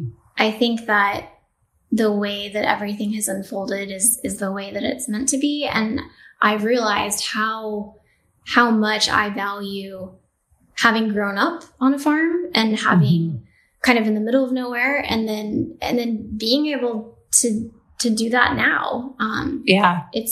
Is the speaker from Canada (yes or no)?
no; New Mexico, United States; So I'm from New Mexico. I grew up in a farming family.